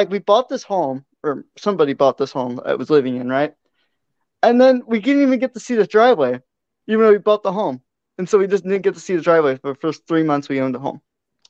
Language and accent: English; California, United States; moved away; also born or lived in Alameda; I love my home state of California. I used to live there. Beautiful state, but I don't live there anymore, sadly.